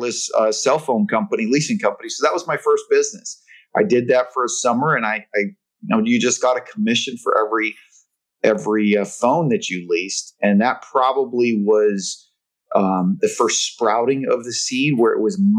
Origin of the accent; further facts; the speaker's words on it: Lahaina, Hawaii, United States; moved away; I'm from that little town in Hawaii called Lahaina